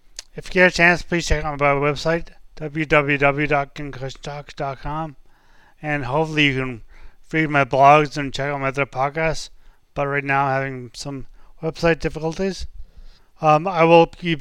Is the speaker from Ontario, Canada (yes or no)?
no; St. John's, Newfoundland and Labrador, Canada; I was from St. John's